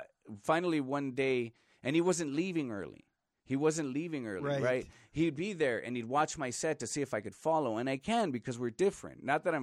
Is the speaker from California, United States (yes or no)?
yes; Los Angeles, California, United States; East L.A.